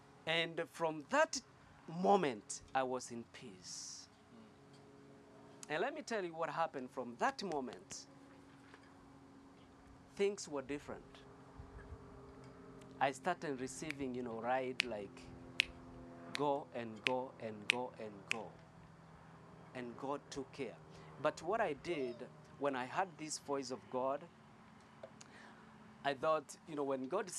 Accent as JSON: {"language": "English", "country": "Kenya", "second_language": "English", "moved": "as an adult", "said": "I came from Kenya that time."}